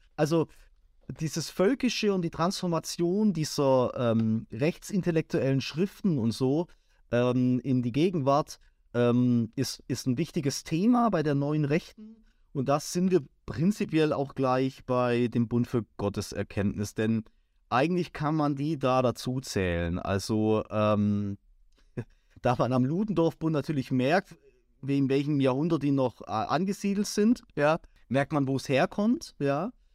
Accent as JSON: {"language": "German", "area": "near Crailsheim", "region": "Baden-Württemberg", "country": "Germany", "said": "das ist jetzt nicht mein Heimatort, ich äh, komme jetzt aus der näheren Umgebung, aber ich arbeite in Kreilsheim"}